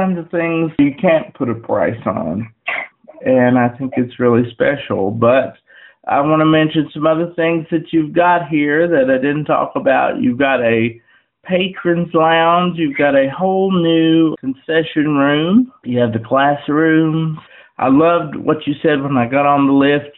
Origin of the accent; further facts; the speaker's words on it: Wytheville, Virginia, United States; my hometown where I've lived all my life